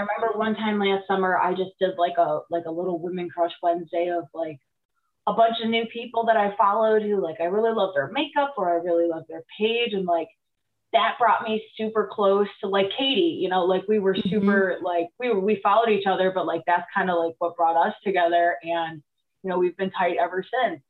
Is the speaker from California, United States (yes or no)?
no; Cleveland, Ohio, United States; I went to high school in the area